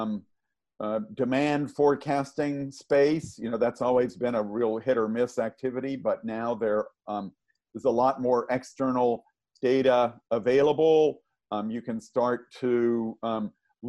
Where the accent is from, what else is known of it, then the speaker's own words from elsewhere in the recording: the South, United States; I grew up in the South